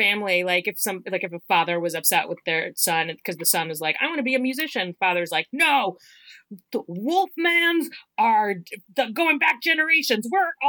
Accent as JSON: {"language": "English", "region": "the South", "country": "United States", "said": "Maybe that's because I'm from the South."}